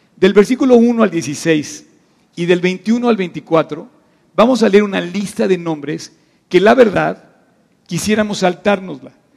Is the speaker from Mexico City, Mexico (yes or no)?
yes; Mexico City, Mexico; la urbe a la que nosotros pertenecemos se llama DF